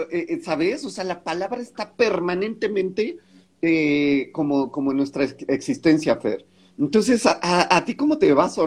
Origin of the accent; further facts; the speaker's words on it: Mexico; y me siento mala mexicana.